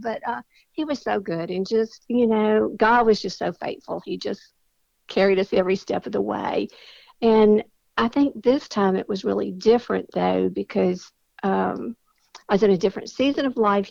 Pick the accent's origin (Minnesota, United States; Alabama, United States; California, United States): Alabama, United States; Mobile; I was born and raised in Mobile